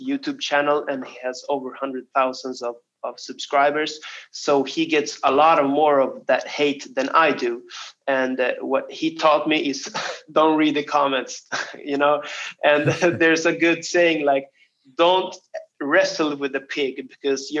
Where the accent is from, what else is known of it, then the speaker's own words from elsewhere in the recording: Stockholm, Stockholm County, Sweden; my hometown of Stockholm